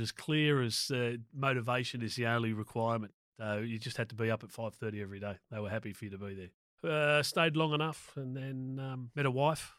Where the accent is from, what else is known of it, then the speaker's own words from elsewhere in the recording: Sydney, New South Wales, Australia; also born or lived in Proserpine, Queensland; I grew up in Willoughby on the North Shore of Sydney there.